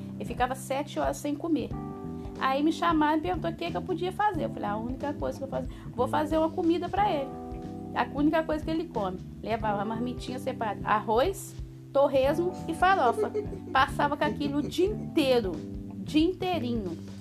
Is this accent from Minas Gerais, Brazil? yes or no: yes; Guarani, Minas Gerais, Brazil; minha infância em Guarani foi sempre trabalhar